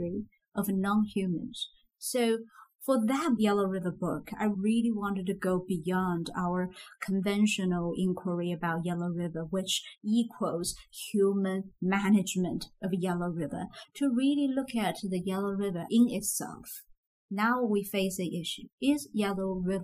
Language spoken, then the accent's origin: English; Zhejiang, China; moved away as an adult; also born or lived in Beijing; I'm from Zhejiang region, so it's not that kind of food I grew up